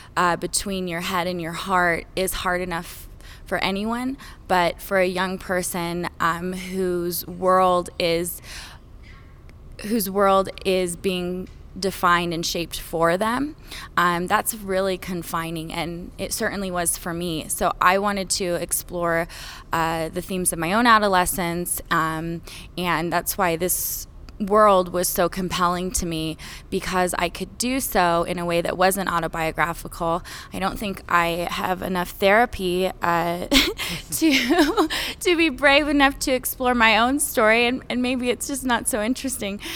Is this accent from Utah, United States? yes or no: yes; Utah, United States; also born or lived in Winchester Hills; I grew up mostly in Utah and Winchester Hills